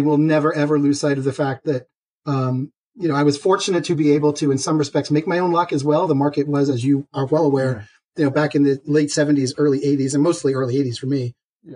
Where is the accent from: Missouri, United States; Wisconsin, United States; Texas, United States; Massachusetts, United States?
Massachusetts, United States; Boston; as a Bostonian